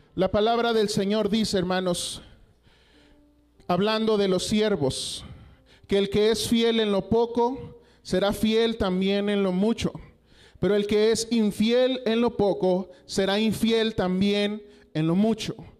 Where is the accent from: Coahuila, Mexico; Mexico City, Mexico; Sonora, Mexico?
Coahuila, Mexico; moved away as an adult; now in Durango, Mexico; yo soy originario de Coahuila, de allá, eh, donde termina Coahuila, a cinco minutos está Estados Unidos